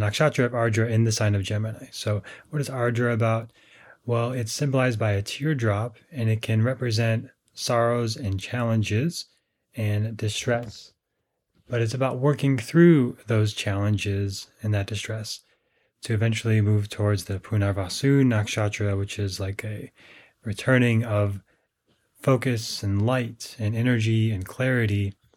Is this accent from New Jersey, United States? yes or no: no; Minnesota, United States; I grew up in Minnesota